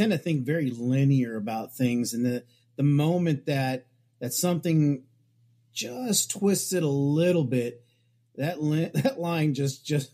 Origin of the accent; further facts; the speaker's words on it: Tucson, Arizona, United States; also born or lived in San Diego, California / Sonora, Mexico (ancestry) / Scotland (ancestry); I was raised somewhat in Tucson, Arizona, and in San Diego